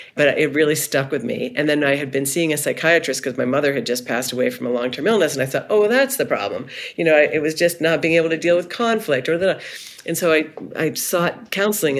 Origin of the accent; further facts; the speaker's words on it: Cumberland, Maine, United States; I grew up in Cumberland, Maine, which is just outside of Portland